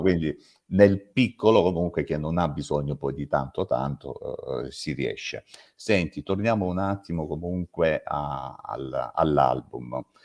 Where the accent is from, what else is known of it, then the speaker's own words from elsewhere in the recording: Salento, Apulia, Italy; siamo salentini